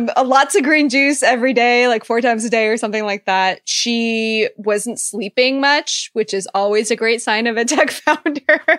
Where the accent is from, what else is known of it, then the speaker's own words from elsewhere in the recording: Silicon Valley, California, United States; I grew up in Silicon Valley, so I've been there